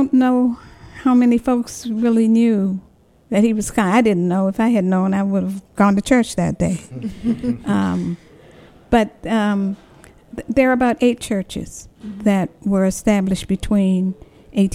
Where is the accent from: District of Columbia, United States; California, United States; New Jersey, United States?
District of Columbia, United States; Washington; the conversation is always about growing up in Anacostia, in Barry Palms, and you call names of people who were influential in the lives of those of us who grew up over there.